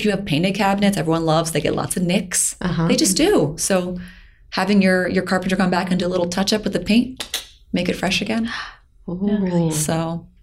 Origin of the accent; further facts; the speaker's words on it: Pennsylvania, United States; I'm from Pennsylvania, so I like to work with my local cabinet makers